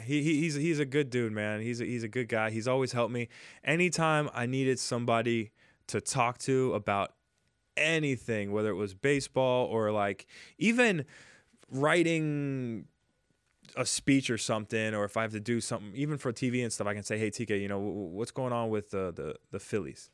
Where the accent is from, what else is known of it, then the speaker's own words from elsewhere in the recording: Jamaica; now in United States; I was raised in Jamaica